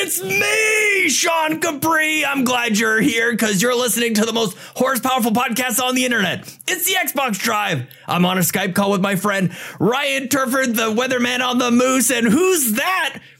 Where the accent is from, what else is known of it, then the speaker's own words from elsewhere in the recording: Canada; we're all Canadian here